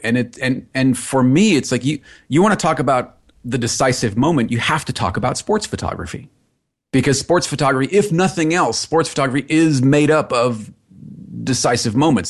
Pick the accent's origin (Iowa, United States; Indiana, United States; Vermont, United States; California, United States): California, United States; Los Angeles